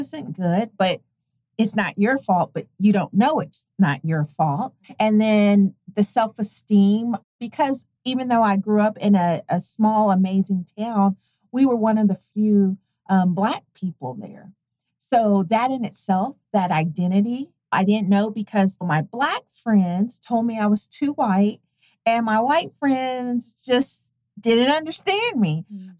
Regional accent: Tonganoxie, Kansas, United States; Tonganoxie, Kansas.

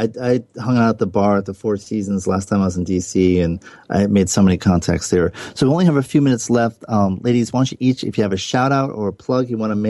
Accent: Block Island, Rhode Island, United States; my hometown in Block Island, Rhode Island, which is a very quaint little island.

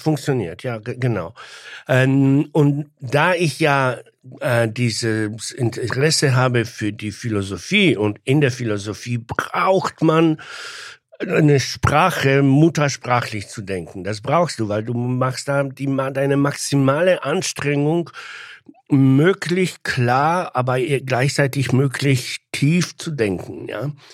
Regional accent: Poland; first language Polish; German is a second language; moved away as an adult; now in Germany; Ich war ein sehr typischer junger polnischer Mann, der von Amerika geträumt hat

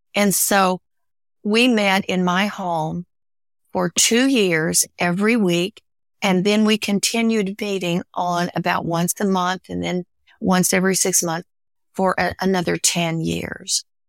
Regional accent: the Ozarks, United States; growing up in the Ozarks, growing up a hillbilly

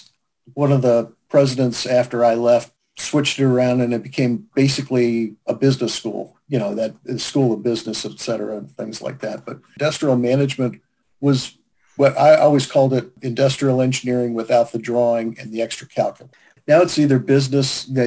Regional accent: St. Paul, Minnesota, United States; born there; I was born in St. Paul, Minnesota, and I actually consider myself a second-generation supply chain person

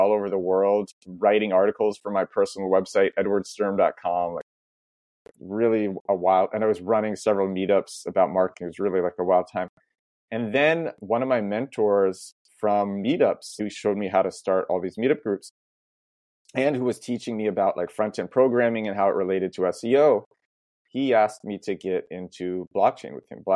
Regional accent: New York City, New York, United States; moved away as an adult; also born or lived in Boston / Berlin; I was always the kid who never left New York. I'm from Brooklyn originally.

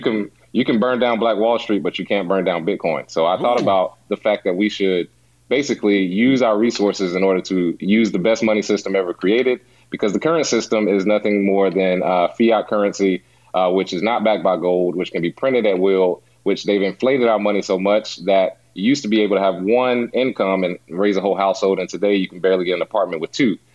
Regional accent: Charlotte, North Carolina, United States; I'm from Charlotte, North Carolina

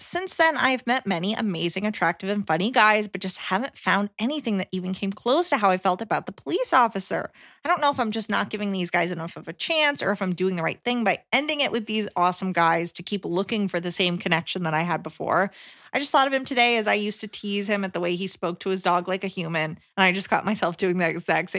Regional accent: Australia; I'm from Australia, and I know us Aussies have a very specific style of humor that Americans think is odd.

